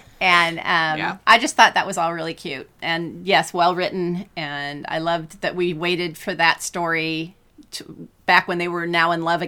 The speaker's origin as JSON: {"language": "English", "region": "California", "country": "United States", "tie": "born or raised there", "moved": "yes", "said": "I was raised in California and I've shoveled a lot of snow"}